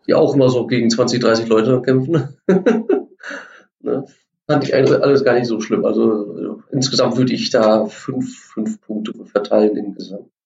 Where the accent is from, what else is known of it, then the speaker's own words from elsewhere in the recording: Germany; wir als Deutsche